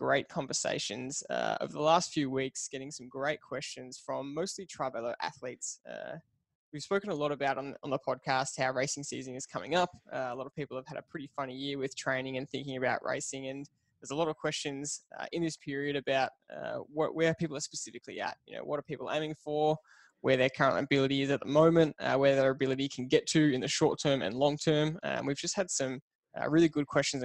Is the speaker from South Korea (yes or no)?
no; Australia; As an Aussie